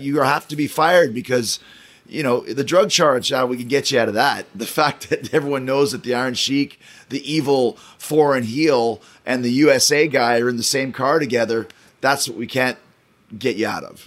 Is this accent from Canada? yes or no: yes; Winnipeg, Manitoba, Canada; that's where I grew up was in Winnipeg.